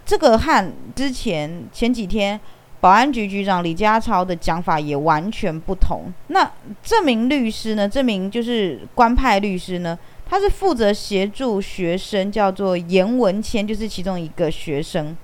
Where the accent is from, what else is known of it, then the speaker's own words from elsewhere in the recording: Taiwan; accent: Taiwanese; 他听我的口音，他知道我是台湾人